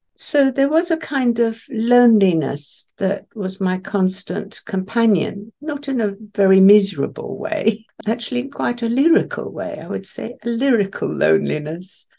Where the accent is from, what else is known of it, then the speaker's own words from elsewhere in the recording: Isle of Wight, South East England, United Kingdom; first language Farsi; English is a second language; I was sent to the Isle of Wight when I was six